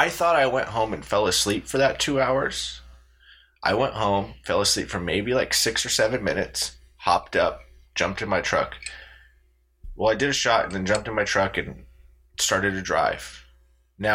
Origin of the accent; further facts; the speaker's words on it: Pojoaque, New Mexico, United States; in my hometown of Pauaca, New Mexico.